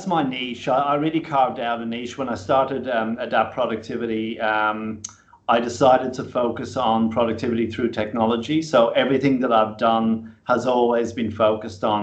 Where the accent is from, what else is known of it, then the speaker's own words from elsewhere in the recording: Ireland; moved away as an adult; now in Australia; when I came to Australia, as I say, it was in my mid-20s, I kind of felt like I came home. Australia was immediately a really good fit for me. And though I'm fiercely Irish